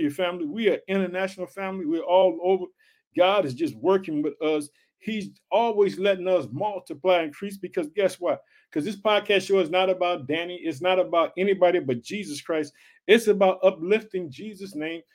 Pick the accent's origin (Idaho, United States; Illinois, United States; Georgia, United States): Illinois, United States; also born or lived in Chicago, Illinois; the state of Illinois, which is my home state. I reside in the city of Chicago, Illinois